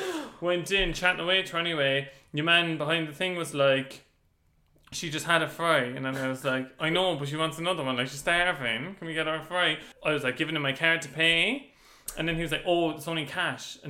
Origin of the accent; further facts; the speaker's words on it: Ireland; Me, Ireland.